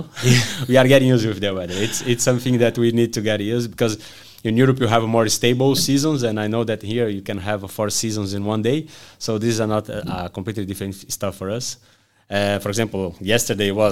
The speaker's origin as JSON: {"language": "English", "country": "Brazil", "also_born_or_lived": "Portugal", "second_language": "English", "moved": "as an adult", "lives_now": "New Zealand", "said": "I came from Brazil."}